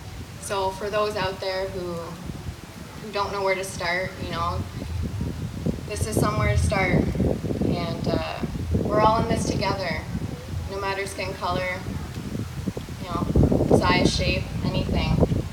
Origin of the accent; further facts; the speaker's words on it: Guelph, Ontario, Canada; from Cayuga Nation of the Six Nations. I grew up here in Guelph.